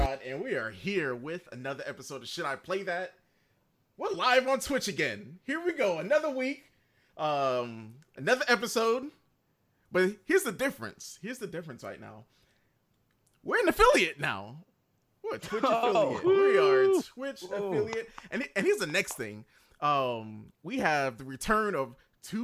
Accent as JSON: {"language": "English", "region": "Georgia", "country": "United States", "said": "we're all from Georgia"}